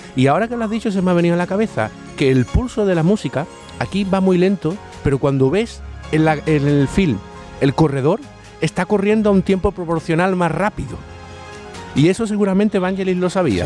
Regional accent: Andalusia, Spain; accent: Andalusian; mi acento andaluz

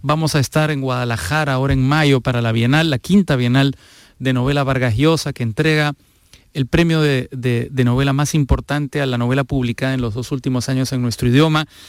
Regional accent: Peru; Fernando y yo somos peruanos

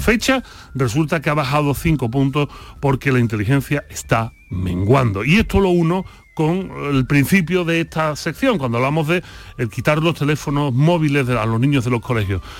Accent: Spain; como buen filósofo español

